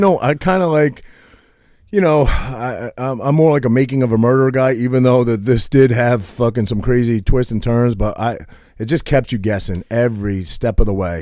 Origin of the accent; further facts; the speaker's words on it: Maine, United States; moved away; I grew up in Maine